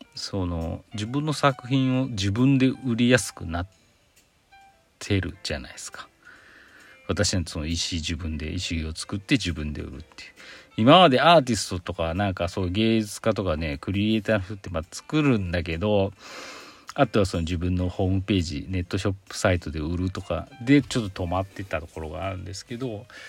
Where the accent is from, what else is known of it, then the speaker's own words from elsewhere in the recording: Aichi, Japan; 私も愛知県出身なんでね